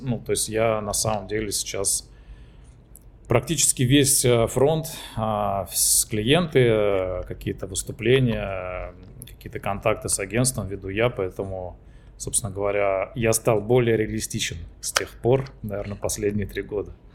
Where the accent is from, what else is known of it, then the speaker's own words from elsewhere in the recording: Trans-Volga region, Russia; моей малой родины, Заволжья